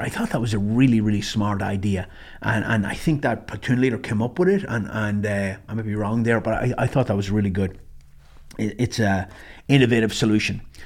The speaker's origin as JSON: {"language": "English", "country": "Ireland", "also_born_or_lived": "Germany", "moved": "as an adult", "said": "I walked in that morning as a Irish citizen, green card holder, and I walked out as a U S citizen"}